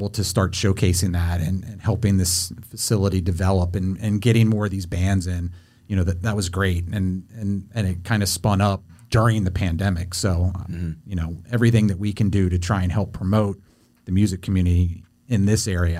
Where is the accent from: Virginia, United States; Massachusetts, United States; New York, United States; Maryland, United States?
Virginia, United States; Manassas; we grew up in Manassas